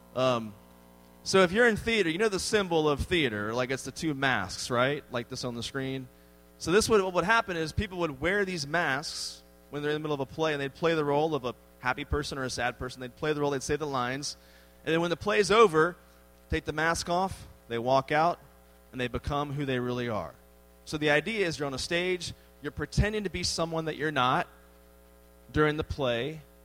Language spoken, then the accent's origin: English; Washington, District of Columbia, United States; moved away as an adult; now in Texas, United States; I grew up in the Washington, D.C. area